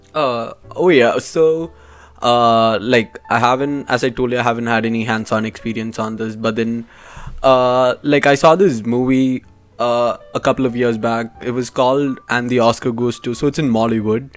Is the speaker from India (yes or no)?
yes; India; moved away; I'm from India and I'm a business finance major